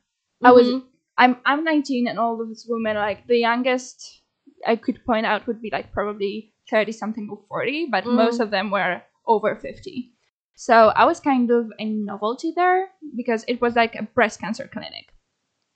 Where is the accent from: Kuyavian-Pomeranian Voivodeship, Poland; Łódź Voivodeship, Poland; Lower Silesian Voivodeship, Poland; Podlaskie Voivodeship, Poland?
Kuyavian-Pomeranian Voivodeship, Poland; Toruń; I had to like come back to my hometown, because that's where my insurance is, like stuff like that. So, and my mom wanted like to be there for me. So I went to Toruń, because I'm from Toruń